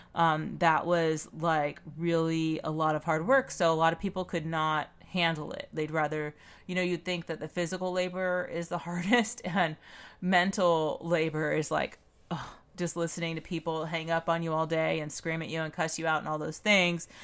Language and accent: English; Pomona, California, United States; I grew up in Pomona, California